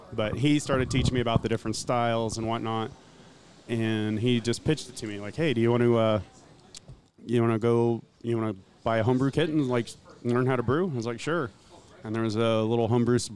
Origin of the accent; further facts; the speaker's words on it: Cameron, Missouri, United States; I call Cameron, Missouri, my hometown. Yeah. It was a small little town